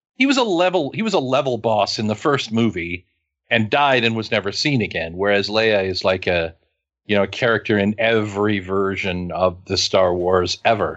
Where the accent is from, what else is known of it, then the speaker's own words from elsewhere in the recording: Western Kansas, United States; also born or lived in Hays, Kansas; I was born in Western Kansas. I grew up in Western Kansas. I lived in Hayes for more than a decade.